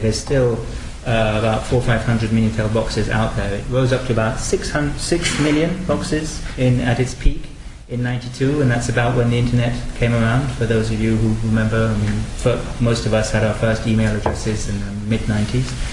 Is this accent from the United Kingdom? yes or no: yes; United Kingdom; moved away as an adult; now in France; I'm actually British and I've been living in France for 20 years.